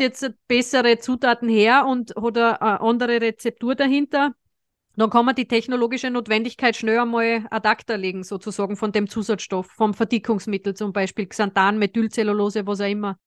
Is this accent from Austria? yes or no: yes; Austria; es ist aber bei uns in Österreich nicht gerne gesehen